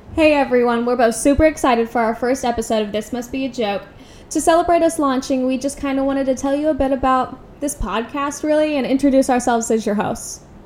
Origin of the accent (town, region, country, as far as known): United States